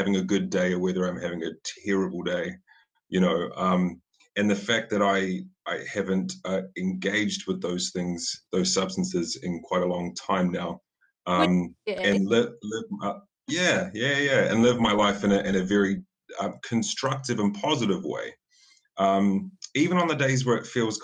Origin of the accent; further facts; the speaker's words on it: New Zealand; I'm a New Zealander